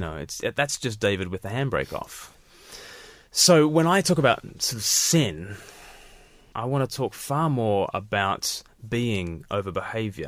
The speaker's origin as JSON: {"language": "English", "country": "Australia", "tie": "born or raised there", "said": "I was born, in Australia, far from the mother country."}